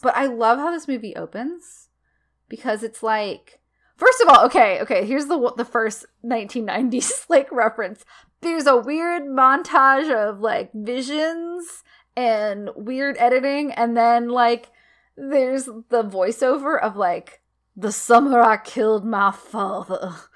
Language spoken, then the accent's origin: English; the South, United States; as a Southerner, which I, I'm not the most classical Southerner, but, like, you know, I've lived in the South since I was a little girl